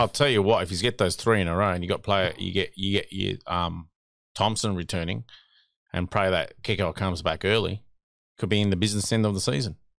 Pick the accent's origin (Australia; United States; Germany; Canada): Australia; New South Wales; my home state